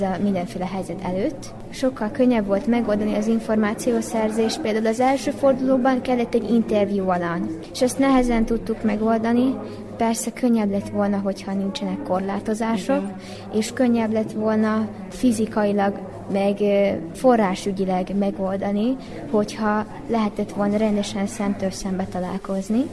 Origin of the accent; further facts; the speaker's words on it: Subotica, Vojvodina, Serbia; Szabadkáról jöttem, Széchenyi István általános iskolába járok.